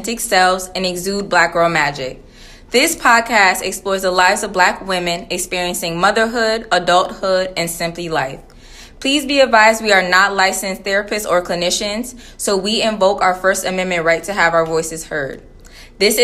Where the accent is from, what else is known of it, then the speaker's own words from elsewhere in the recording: Connecticut, United States; I was born and raised in Connecticut